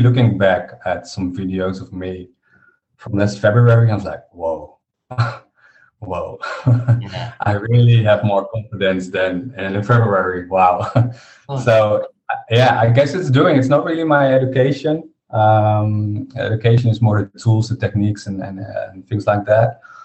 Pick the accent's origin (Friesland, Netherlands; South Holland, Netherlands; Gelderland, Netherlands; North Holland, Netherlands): Gelderland, Netherlands; Harderwijk; I was back in in my uh, village in my hometown, Harderwijk